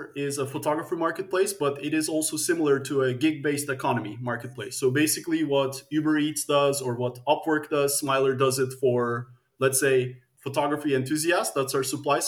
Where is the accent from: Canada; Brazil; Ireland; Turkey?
Turkey; also born or lived in United States / Netherlands; now in Amsterdam, Netherlands; I'm originally from Turkey